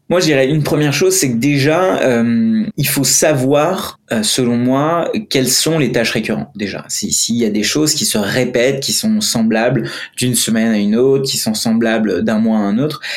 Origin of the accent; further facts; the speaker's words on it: India; moved away; je suis indien. Et quand je suis, bon, j'ai grandi en Inde